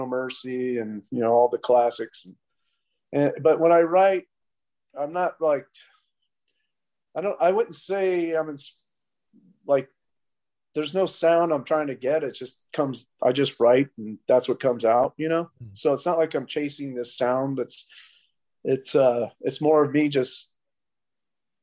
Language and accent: English; Bay Area, California, United States; I come from the Bay Area scene from like when, because you know I went to high school with Cliff Burton.